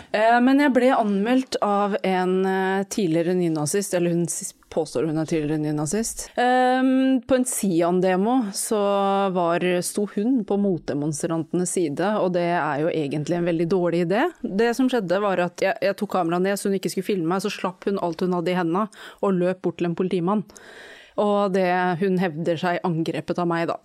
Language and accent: Norwegian; Norway; Jeg har jo pakistansk bakgrunn, jeg er født og oppvokst i Norge